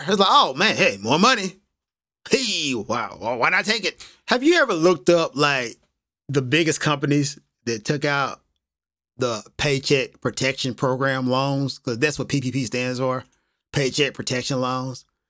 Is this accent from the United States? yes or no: yes; United States; now in Japan; I'm American, I'm living in Japan